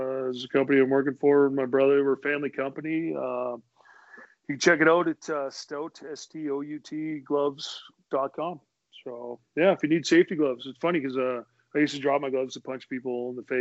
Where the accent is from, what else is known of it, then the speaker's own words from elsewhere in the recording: Edmonton, Alberta, Canada; I grew up in Edmonton